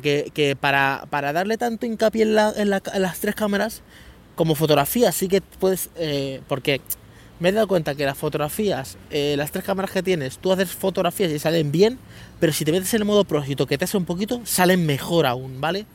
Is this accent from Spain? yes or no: yes; Leganés, Community of Madrid, Spain; moved away; also born or lived in Guadalupe; yo vivía en Leganés, en San Nicasio, en un barrio de, Leganés, que a mí me encanta, yo soy amante de San Nicasio, o sea, es mi barrio, es de toda la vida, he estado 15 años allí